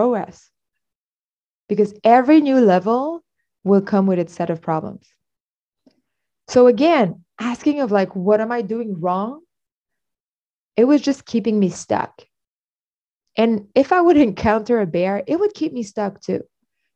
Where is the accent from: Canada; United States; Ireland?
Canada; I'm Canadian.